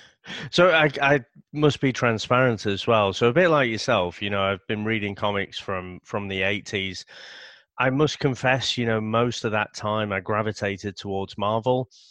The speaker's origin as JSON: {"language": "English", "country": "United Kingdom", "said": "being British"}